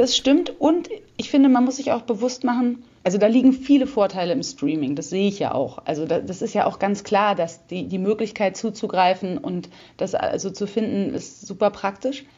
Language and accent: German; Berlin, Germany; also born or lived in South America; ich bin in Berlin geboren und eigentlich bis auf eine Zeit, die ich in Südamerika gelebt habe, war ich immer hier